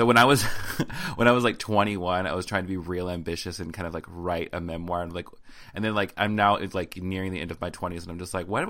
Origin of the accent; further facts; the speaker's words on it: the South, United States; accent: southern; Anytime I'm around my family, my southern accent comes out so hard